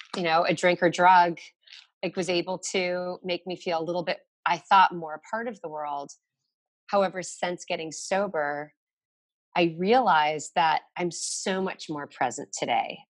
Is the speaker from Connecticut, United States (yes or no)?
yes; Connecticut, United States; now in Brooklyn, United States; I grew up in Connecticut